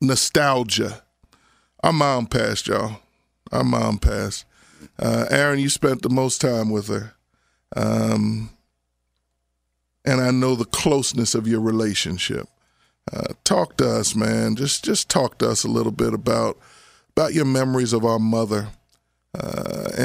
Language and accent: English; Abington, United States; the guys I grew up with in Abington